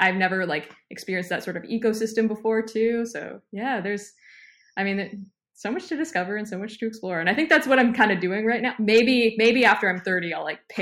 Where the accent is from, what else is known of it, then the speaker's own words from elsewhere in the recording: Canada; I'm a millennial. I'm a Canadian